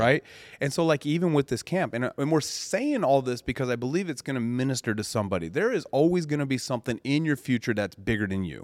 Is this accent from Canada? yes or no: no; Colorado, United States; when I grew up in Colorado out on the farm, the mountains, the ranch